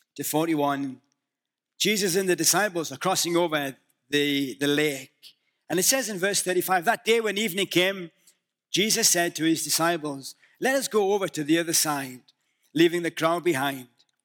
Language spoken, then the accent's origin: English; the north of England, United Kingdom; moved away; Can you understand my accent? I'm from the north of England, and we are notoriously, um, difficult to understand